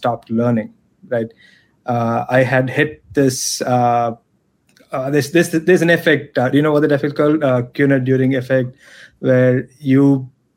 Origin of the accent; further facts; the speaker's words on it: Chennai, Tamil Nadu, India; moved away as an adult; also born or lived in Chicago; I'm originally from Chennai. I'm a Chennai boy. I left India in 2000, I moved to Chicago to pursue my master's degree